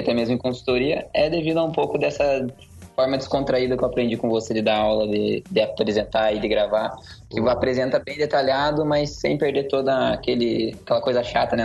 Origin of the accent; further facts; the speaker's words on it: Curitiba, Paraná, Brazil; eu sou de Curitiba, Paraná, nasci e cresci aqui desde sempre